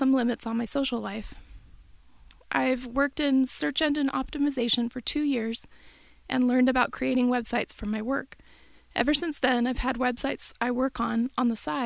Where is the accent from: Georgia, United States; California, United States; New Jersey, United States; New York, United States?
California, United States; Bay Area, Northern; moved away as an adult; also born or lived in Utah; I grew up in Northern California in the Bay Area and then moved to Utah for college